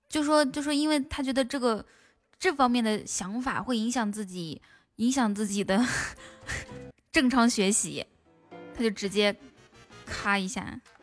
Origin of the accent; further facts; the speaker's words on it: Inner Mongolia, China; moved away; also born or lived in Shanghai; 我是从内蒙古搬到，搬到上海